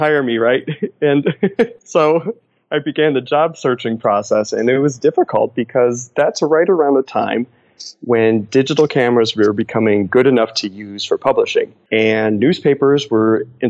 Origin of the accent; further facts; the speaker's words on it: Cleveland, Ohio, United States; moved away as an adult; also born or lived in Los Angeles; We were from Cleveland. I grew up in Cleveland